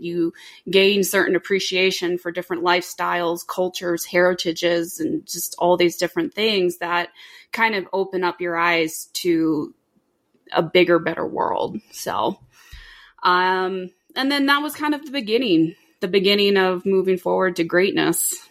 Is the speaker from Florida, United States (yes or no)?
yes; Orlando, Florida, United States; I grew up in Orlando